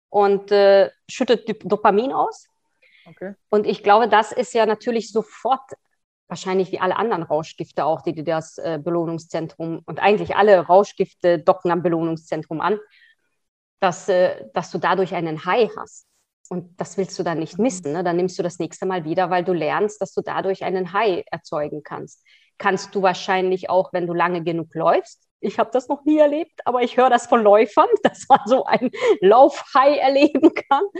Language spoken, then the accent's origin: German; Hungary; born there; also born or lived in Austria; Ich bin zwar Österreicherin, aber ich bin gebürtige Ungarin. Ich habe in vielen Ländern gelebt.